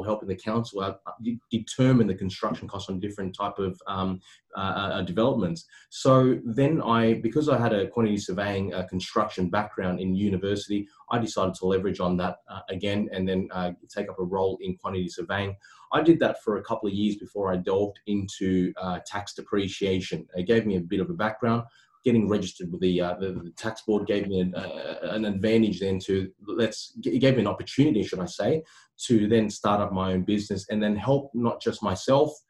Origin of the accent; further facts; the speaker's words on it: Sydney, New South Wales, Australia; also born or lived in Cabramatta / Bonnyrigg; I grew up in Cecil Hills and formerly, you know, Cabramatta and Bonnerig